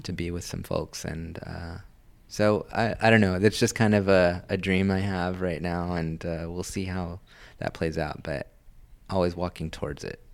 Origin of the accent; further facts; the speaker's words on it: Los Angeles, California, United States; I was born and raised in Hollywood